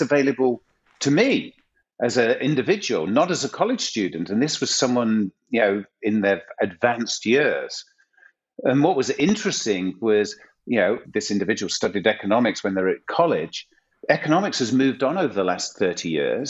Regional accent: Macclesfield, North West England, United Kingdom; now in Los Angeles, United States; 17-year-old student working in Sainsbury's in Macclesfield in Northern England

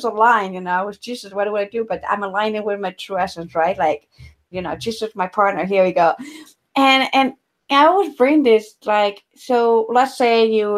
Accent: Ecuador; I grew up in Ecuador

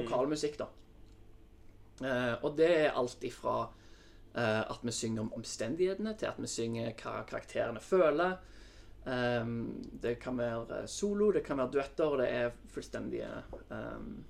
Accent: Sandnes, Rogaland, Norway; moved away as an adult; also born or lived in Oslo; jeg er fra Sandnes. Eh, vokste opp i en familie med to søsken

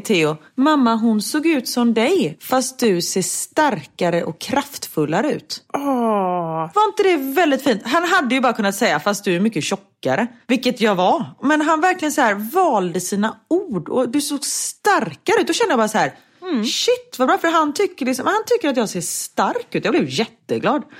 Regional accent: Sweden; moved away

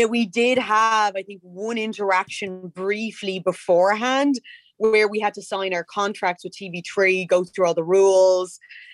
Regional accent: Dublin, Leinster, Ireland; the vast majority of us were from Tala. I am from Tala.

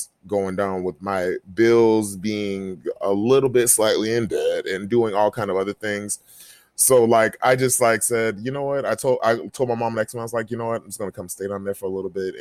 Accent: Jacksonville, Florida, United States; my hometown of Jacksonville

